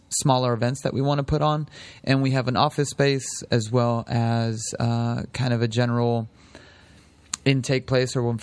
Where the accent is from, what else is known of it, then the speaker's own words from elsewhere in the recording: San Francisco, California, United States; now in Sonoma County, United States; I'm originally from San Francisco